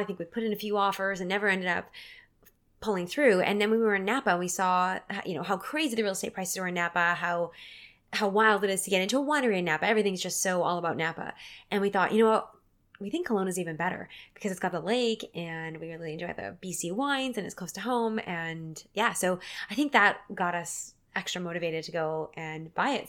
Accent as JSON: {"language": "English", "town": "Port Alberni", "region": "British Columbia", "country": "Canada", "tie": "born or raised there", "said": "my hometown of Port Auvergne"}